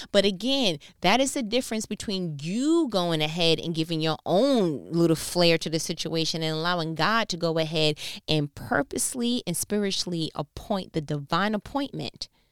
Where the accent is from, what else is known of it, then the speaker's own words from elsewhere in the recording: New York, United States; accent: New York; my New York accent